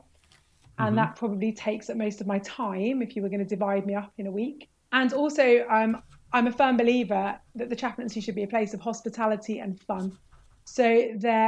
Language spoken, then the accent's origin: English; Birmingham, West Midlands, United Kingdom; moved away as an adult; also born or lived in Leicester; I grew up in Birmingham and I went to King Edward's Camp Hill School for Girls